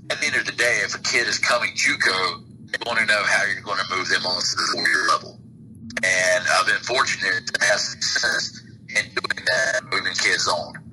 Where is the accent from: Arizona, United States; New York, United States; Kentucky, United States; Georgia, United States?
Georgia, United States; Leesburg; moved away as an adult; also born or lived in Virginia; now in Cuthbert, United States; I was just really excited about being back near my hometown, uh, which is about 45 minutes away